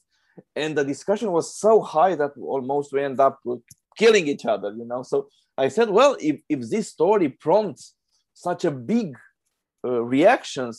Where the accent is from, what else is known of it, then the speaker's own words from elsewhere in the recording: Romania; I'm a filmmaker from Romania.